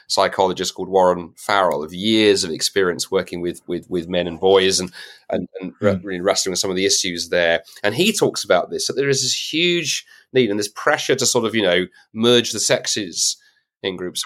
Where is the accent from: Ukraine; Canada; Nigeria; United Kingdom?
United Kingdom; as a Brit